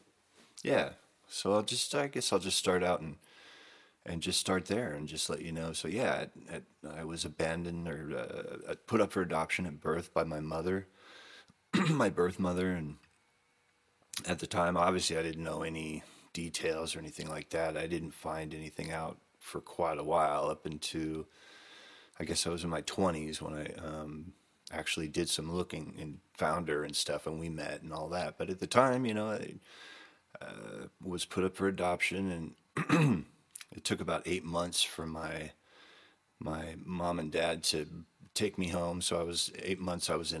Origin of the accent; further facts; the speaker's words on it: Camarillo, California, United States; the same town that I grew up in Camarillo, California